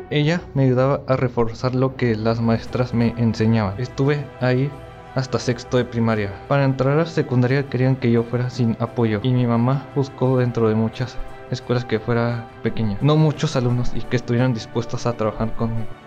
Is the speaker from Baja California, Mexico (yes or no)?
yes; Tijuana, Baja California, Mexico; Tengo 17 años, nací aquí en Tijuana, vivo con mis papás